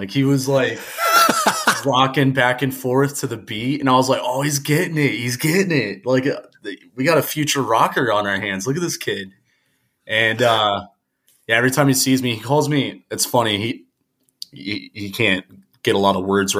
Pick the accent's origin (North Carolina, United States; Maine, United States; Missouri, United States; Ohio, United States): Ohio, United States; Reynoldsburg; So I was born in Reynoldsburg, Ohio, which is, it's just east of Columbus. It might as well just be Columbus, about 20 minutes outside of the city. Very small town. You know, I grew up there.